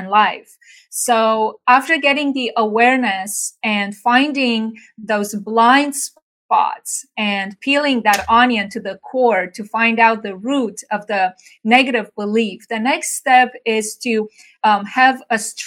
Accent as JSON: {"language": "English", "region": "Bucharest", "country": "Romania", "moved": "as an adult", "lives_now": "United States", "said": "I'm originally from Bucharest, Romania. I came by myself to the U.S. 30 years ago"}